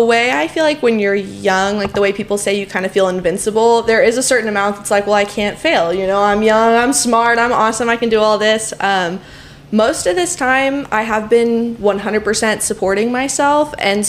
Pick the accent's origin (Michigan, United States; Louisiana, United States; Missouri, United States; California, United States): Missouri, United States; Nixa; also born or lived in Miami / Los Angeles; I am from the Springfield area, so I'm from Nixa, like 10 or 15 minutes south out of South Springfield. Graduated high school in 2017. Immediately went to college in Miami at the University of Miami.